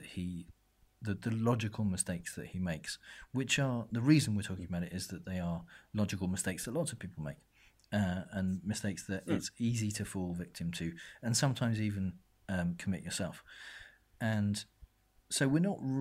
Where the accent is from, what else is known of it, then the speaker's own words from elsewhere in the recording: United Kingdom; we're British